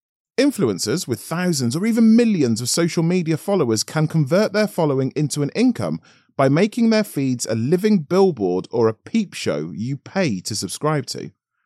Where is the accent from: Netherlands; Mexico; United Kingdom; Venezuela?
United Kingdom; Tottenham, London; I grew up in Tottenham, North London, a multiracial area between the city and the Hertfordshire suburbs